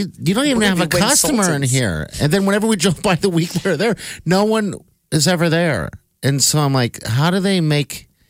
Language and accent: English; Omaha, Nebraska, United States; I'm like, from Omaha, Nebraska.